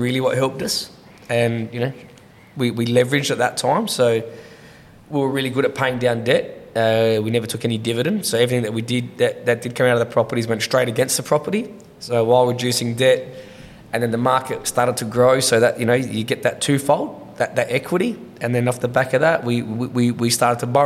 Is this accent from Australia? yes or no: yes; Adelaide, South Australia, Australia; I grew up in the Hendon area